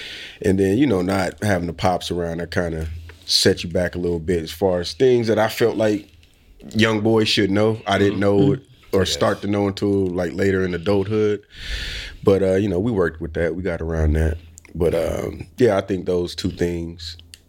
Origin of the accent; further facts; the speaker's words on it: Indiana, United States; being from Indiana